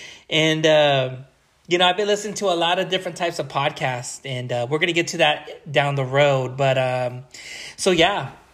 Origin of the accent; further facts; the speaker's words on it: Long Beach, California, United States; also born or lived in Wilmington / Carson / Central Valley; I am Mexican, but I wasn't born in Mexico. I was born in Long Beach, California, at Memorial Hospital. Lived in Wilmington, lived in Carson, and moved to Northern California and everything, Central Valley.